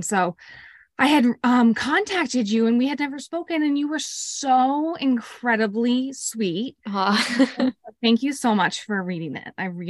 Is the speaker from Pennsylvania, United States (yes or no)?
no; Greenwich, Connecticut, United States; growing up as a kid, I grew up in Greenwich, Connecticut, which is a pretty affluent town. And I had a pretty, you know, sheltered life. Youngest of three girls.